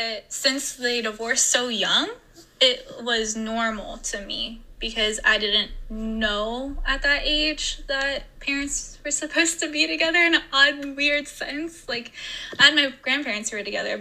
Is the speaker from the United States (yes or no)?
yes; Ohio, United States; also born or lived in Indiana; I grew up in Ohio and partially Indiana as well